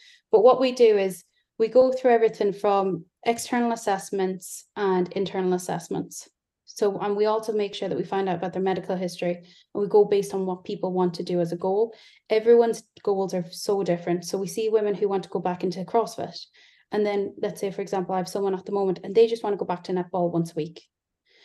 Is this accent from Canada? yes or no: no; Ireland; now in Yorkshire, United Kingdom; As you can tell, I'm not English, I'm Irish. So I live in Yorkshire.